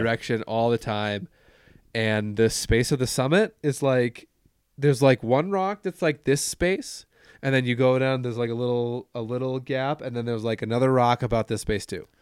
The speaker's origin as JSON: {"language": "English", "country": "United States", "said": "I'm an American"}